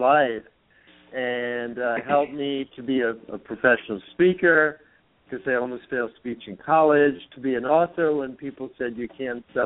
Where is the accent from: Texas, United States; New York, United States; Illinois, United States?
New York, United States; New York City; now in San Francisco, United States; I was born in the Bronx.